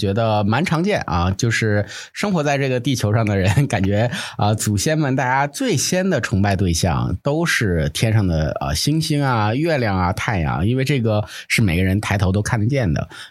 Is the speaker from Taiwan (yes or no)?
no; Northeast China, China; 我们东北那边的仪式就显得比较贫乏啊。